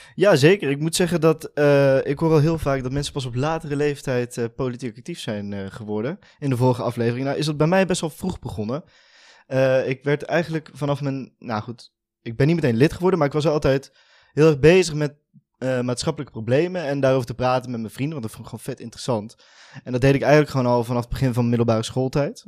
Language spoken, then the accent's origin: Dutch; Veldhoven, North Brabant, Netherlands; ik kom uit Veldhoven, is een dorpje naast Eindhoven.